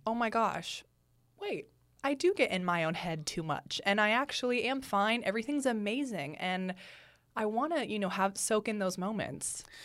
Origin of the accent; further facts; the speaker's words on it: San Francisco, California, United States; moved away as an adult; now in Los Angeles, United States; I'm from the Bay Area